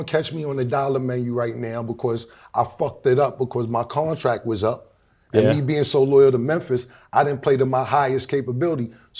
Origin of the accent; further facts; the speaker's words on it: Canada; That's how I walk around. I'm from Canada.